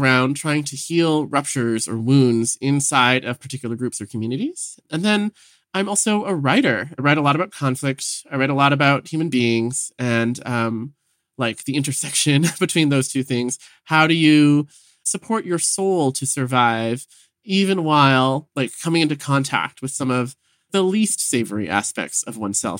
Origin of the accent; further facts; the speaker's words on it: Vancouver, British Columbia, Canada; You know, I grew up in Vancouver as like a little gay kid.